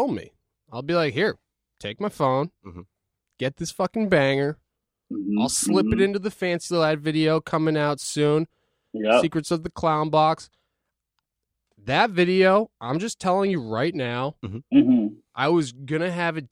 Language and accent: English; Norfolk, Massachusetts, United States; I'm from Norfolk, Massachusetts